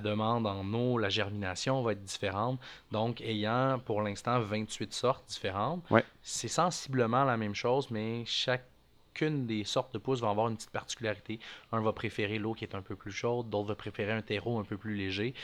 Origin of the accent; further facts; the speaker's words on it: Montreal, Quebec, Canada; je, suis né à Montréal, j'ai grandi là-bas